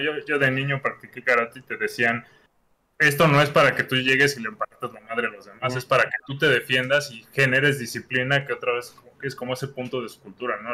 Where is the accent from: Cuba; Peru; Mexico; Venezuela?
Mexico; qué somos los mexicanos